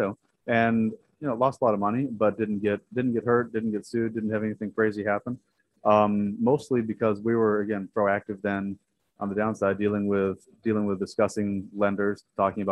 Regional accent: San Diego, California, United States; moved away as an adult; now in Dallas, United States; I'm from San Diego

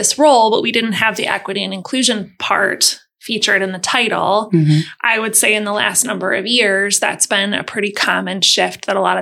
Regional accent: Wilmette, Illinois, United States; also born or lived in California / Alabama; I grew up on the North Shore. I grew up in Wilmette.

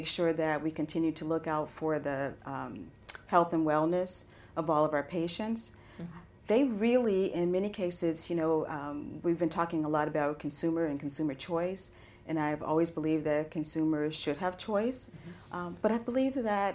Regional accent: United States; as an American

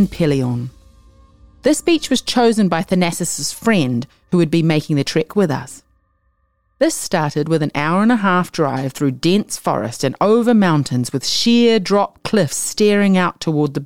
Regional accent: Whitianga, Waikato, New Zealand; also born or lived in Wellington; I was born in Wellington and I grew up in Te Whanganui or Hei.

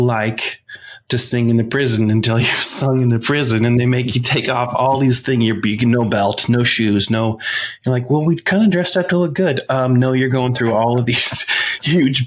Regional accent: Washington, United States; moved away as an adult; also born or lived in Southern California; I grew up in Washington State.

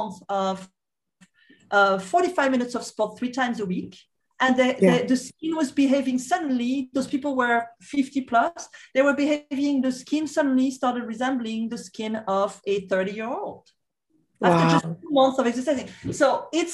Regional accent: Corsica, France; we are from the Mediterranean part of the world, from an island called the Corsica.

